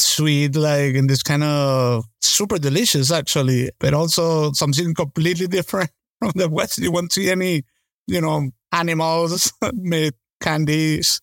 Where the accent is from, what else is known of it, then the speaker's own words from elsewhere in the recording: Caracas, Capital District, Venezuela; moved away; I grew up in Caracas